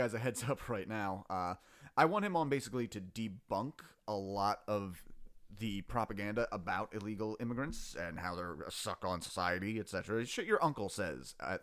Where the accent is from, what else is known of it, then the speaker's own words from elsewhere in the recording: Voorhees, New Jersey, United States; I was born in 1986 in Voorhees Hospital, New Jersey